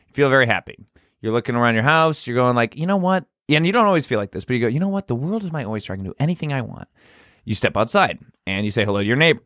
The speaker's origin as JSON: {"language": "English", "country": "United States", "said": "I'm American."}